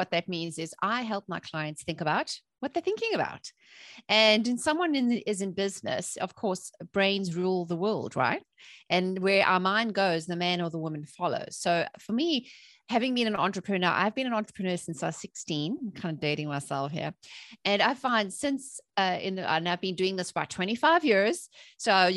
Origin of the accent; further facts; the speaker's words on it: South Africa; I grew up in South Africa during apartheid, when there was a lot of political instability.